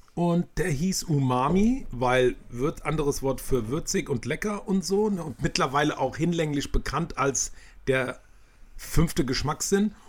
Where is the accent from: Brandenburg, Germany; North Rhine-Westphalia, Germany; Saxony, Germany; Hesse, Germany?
Hesse, Germany; Maintal; die zwei Mit-40er gebürtigen Hanauer Dörnichheimer